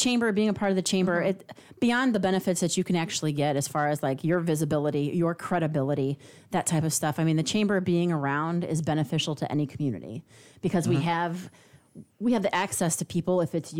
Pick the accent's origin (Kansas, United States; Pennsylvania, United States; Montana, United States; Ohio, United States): Ohio, United States; Cleveland; now in Texas, United States; I'm from Cleveland